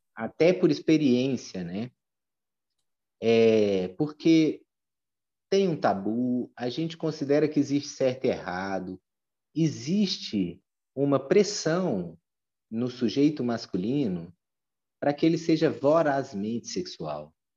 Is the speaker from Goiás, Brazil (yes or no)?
yes; Goiânia, Goiás, Brazil; hoje eu resido em Goiânia, que é a cidade natal da minha mãe, mas onde eu me criei a partir dos três anos até terminar a faculdade